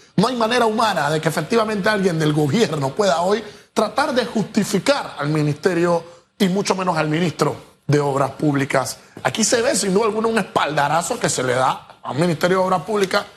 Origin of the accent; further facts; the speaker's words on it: Panama; ¿dónde está la realidad de mi país? ¿Dónde está Panamá?